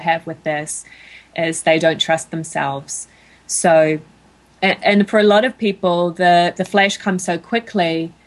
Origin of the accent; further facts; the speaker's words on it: New Zealand; moved away as an adult; now in United States; my home country of New Zealand